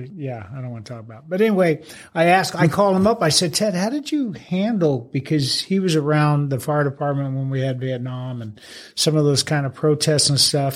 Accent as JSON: {"language": "English", "town": "Phoenix", "region": "Arizona", "country": "United States", "tie": "born or raised there", "moved": "as an adult", "said": "West Phoenix. Yeah, right in the Maryvale area"}